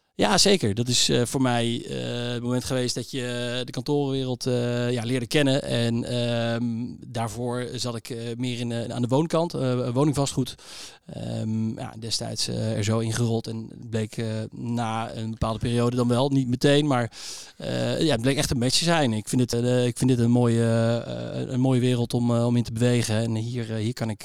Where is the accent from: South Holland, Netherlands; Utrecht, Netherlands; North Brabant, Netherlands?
Utrecht, Netherlands; ik eh, ben eh, geboren in Utrecht.